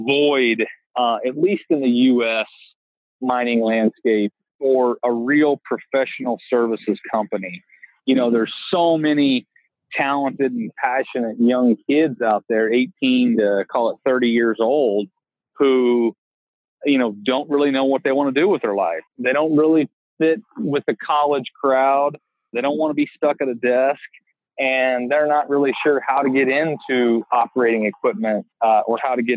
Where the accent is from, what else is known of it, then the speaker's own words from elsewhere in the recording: Bloomington, Indiana, United States; born and raised in Bloomington, Indiana